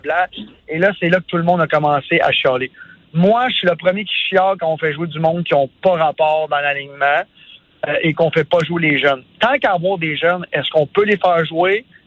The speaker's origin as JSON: {"language": "French", "town": "Sainte-Martine", "region": "Quebec", "country": "Canada", "first_language": "French", "said": "Moi, je viens de Sainte-Martine, un petit village à 45 minutes de Montréal"}